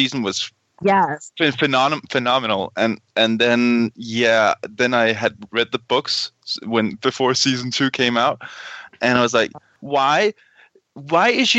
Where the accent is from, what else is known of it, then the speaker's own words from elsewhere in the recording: Denmark; I'm Danish. I'm a Nord.